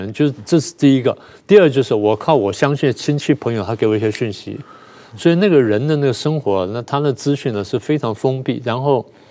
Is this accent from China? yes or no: no; Taiwan; 你讲的都是我们台湾人